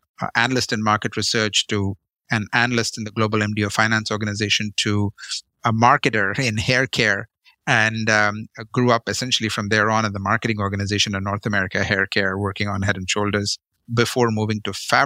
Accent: Chennai, Tamil Nadu, India; born in South India, grew up in a city called Madras, now called Chennai.

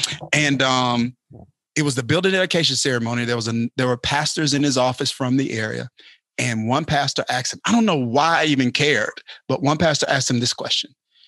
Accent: Kilmichael, Mississippi, United States; Kilmichael, Mississippi.

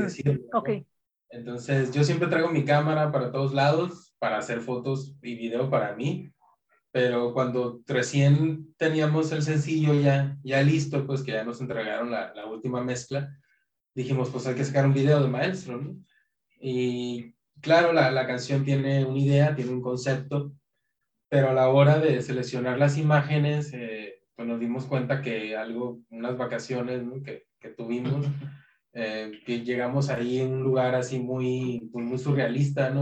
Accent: Tijuana, Baja California, Mexico; nos pasó lo que a muchas bandas fronterizas le pasa, ¿no? De Tijuana

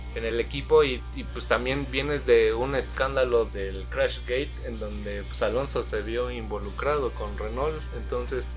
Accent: Mexico; nosotros como mexicanos

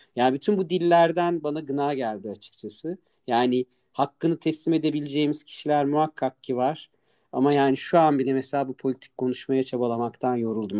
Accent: Ankara, Turkey

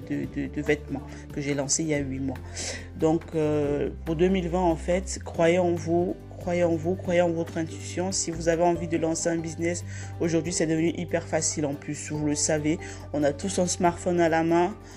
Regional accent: Cameroon; now in France; je suis née au Cameroun

